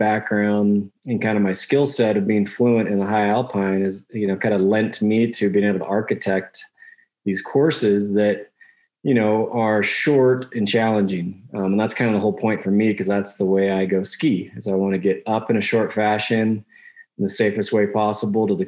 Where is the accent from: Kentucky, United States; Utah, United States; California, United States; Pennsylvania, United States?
Utah, United States; Salt Lake City; I grew up in Salt Lake City, Utah